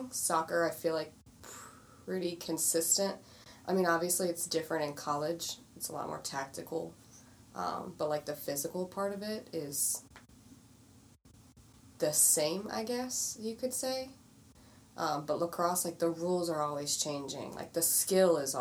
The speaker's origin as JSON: {"language": "English", "town": "Westminster", "region": "Maryland", "country": "United States", "tie": "born or raised there", "said": "I grew up in Westminster, so Carroll County, Maryland"}